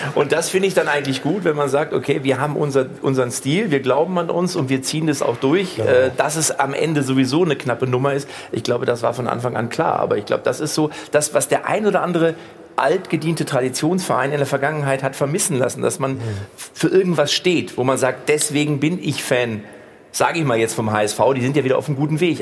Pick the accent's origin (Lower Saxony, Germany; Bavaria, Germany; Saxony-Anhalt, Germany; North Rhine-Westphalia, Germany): North Rhine-Westphalia, Germany; Lippstadt; ich komme ja aus Lippstadt